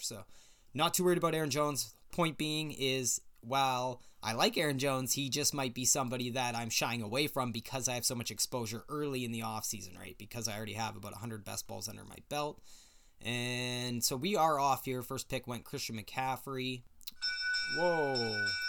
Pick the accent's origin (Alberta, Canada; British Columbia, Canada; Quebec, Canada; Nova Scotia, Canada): British Columbia, Canada; I am from British Columbia, Canada